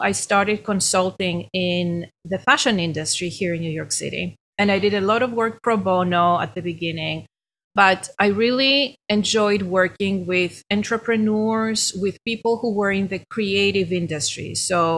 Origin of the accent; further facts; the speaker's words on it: Greece; accent: Greek; moved away as an adult; now in United States; I'm Greek originally. That's my accent.